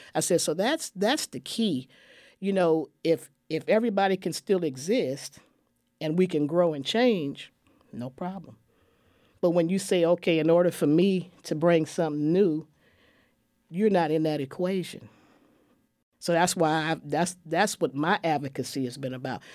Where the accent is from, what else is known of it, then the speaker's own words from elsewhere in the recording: San Francisco, California, United States; now in Waco, United States; I'm from San Francisco, California originally. I come from a city of growth and change